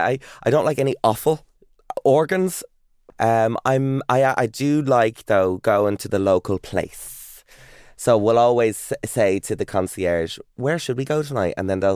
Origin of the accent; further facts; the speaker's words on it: Ireland; also born or lived in Texas, United States; I'm Irish.